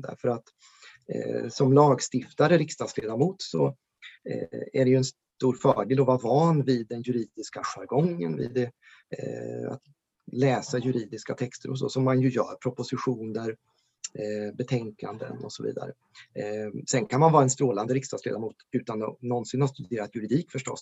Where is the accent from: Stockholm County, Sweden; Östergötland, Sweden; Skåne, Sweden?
Östergötland, Sweden; Ödeshög; now in Norrköping, Sweden; Ödeshög i sydvästra Östergötland där jag växte upp